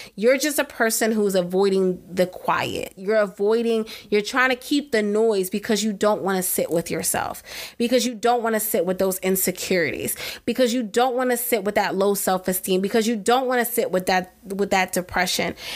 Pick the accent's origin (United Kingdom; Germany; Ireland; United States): United States; East Coast; I'm from the East Coast